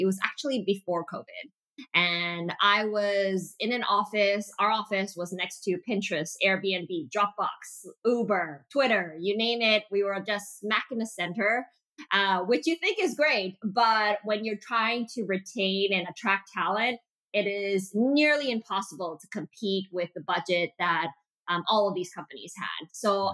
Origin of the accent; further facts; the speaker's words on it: Montreal, Quebec, Canada; also born or lived in Malaysia; my dad decided to move us and our entire family to North America, specifically in Montreal, Quebec